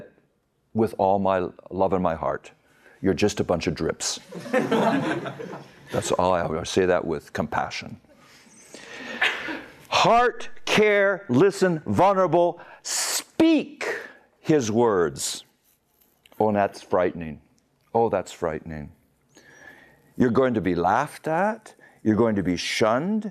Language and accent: English; United States; moved away as an adult; now in Magadan, Russia; We're Americans.